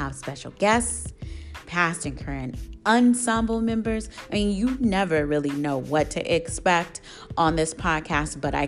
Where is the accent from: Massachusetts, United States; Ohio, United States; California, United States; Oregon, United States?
Oregon, United States; Portland; my hometown, Portland, Oregon